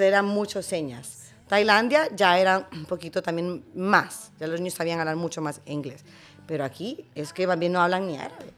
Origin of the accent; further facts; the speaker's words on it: Honduras; de Honduras, soy